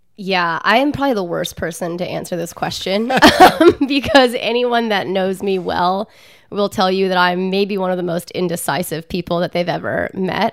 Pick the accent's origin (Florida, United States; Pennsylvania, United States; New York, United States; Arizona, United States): Pennsylvania, United States; outside of Philadelphia; I grew up outside of Philadelphia